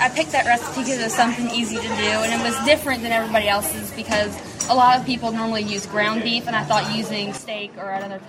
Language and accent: English; Salisbury, Missouri, United States; I'm from Salisbury, Missouri. I'm part of the Chariton Shining Stars 4-H Club. I've had 8 years in 4-H, and I'm going to be a junior in high school.